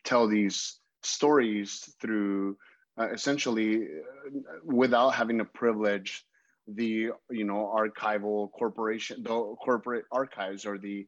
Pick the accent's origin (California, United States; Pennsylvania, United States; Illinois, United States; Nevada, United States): California, United States; as a Californian myself